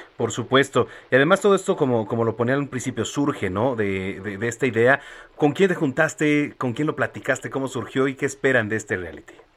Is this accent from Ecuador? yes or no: no; Mexico; como buenos mexicanos